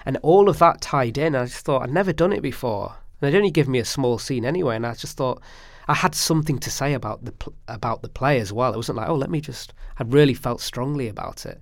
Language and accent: English; Stockport, North West England, United Kingdom; growing up in Stockport, talking about what it was like for me juggling two cultures